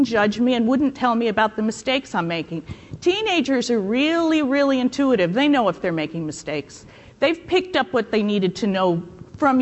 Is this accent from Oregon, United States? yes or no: no; New York, United States; moved away; I'm from New York and I went to Catholic school